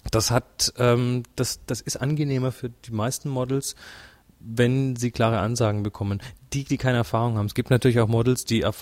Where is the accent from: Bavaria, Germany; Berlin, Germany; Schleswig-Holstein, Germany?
Schleswig-Holstein, Germany; Pinneberg; now in Munich, Germany; Ich bin aus Pinneberg, wohne aber seit zehn Jahren in München und jetzt habe ich hier Spaß auf dem Workshop.